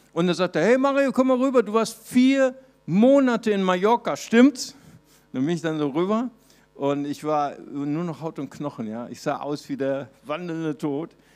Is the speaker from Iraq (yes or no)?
no; Recife, Pernambuco, Brazil; moved away; ich bin geboren in Brasilien, in Recife